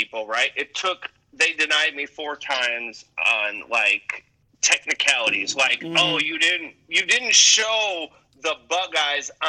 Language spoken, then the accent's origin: English; Milwaukee, Wisconsin, United States; now in Atlanta, United States; I'm from Wisconsin, from Milwaukee.